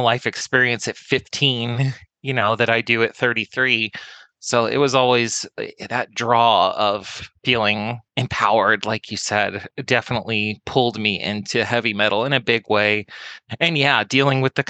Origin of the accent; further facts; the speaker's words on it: the Southwest, Arizona, United States; I grew up in the Southwest, which is a very interesting area of the country